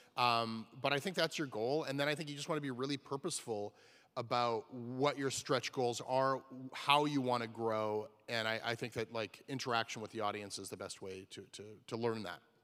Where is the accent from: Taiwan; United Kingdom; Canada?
Canada; I'm from Canada